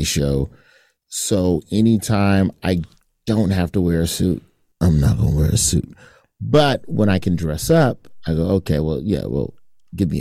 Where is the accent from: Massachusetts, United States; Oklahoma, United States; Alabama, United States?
Alabama, United States; moved away; I'm from Alabama